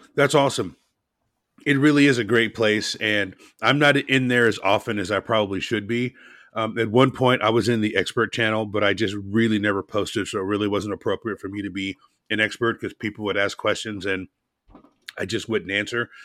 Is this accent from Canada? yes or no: no; Portland, United States; My hometown is Portland.